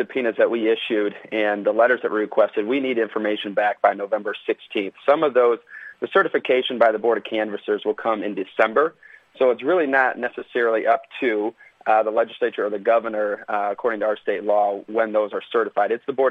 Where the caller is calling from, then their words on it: Lansing, Michigan, United States; I'm from Lansing, Michigan